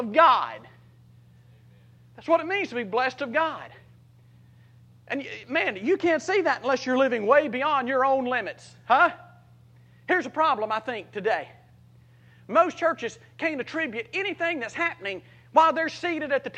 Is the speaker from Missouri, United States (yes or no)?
no; South Mississippi, United States; a little John Deere driving, redneck, Copenhagen spitting farm boy from South Mississippi